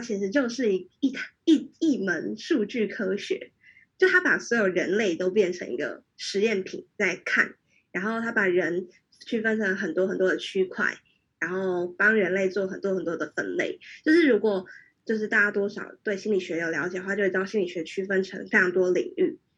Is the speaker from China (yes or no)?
no; Taiwan; moved away as an adult; also born or lived in Hong Kong; 我在台湾长大，然后，然后就来香港读书。